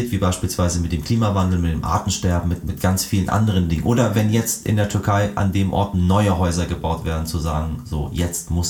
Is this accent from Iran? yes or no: yes; Iran; das war uns auch als Iraner relativ klar, weil wir haben auch einen Krieg gehabt